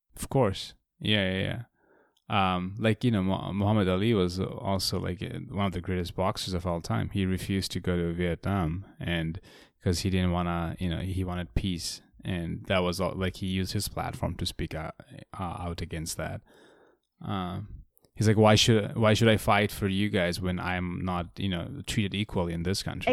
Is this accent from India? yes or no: no; Bangladesh; I grew up in Bangladesh